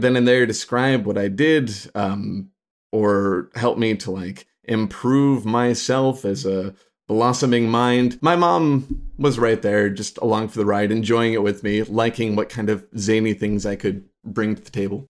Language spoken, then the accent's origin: English; Chicagoland area, Illinois, United States; also born or lived in Rochester, Minnesota; I was born in Rochester, Minnesota, but I was there for, like, all of five minutes or something before my parents whisked me away to, uh, Illinois in the Chicagoland area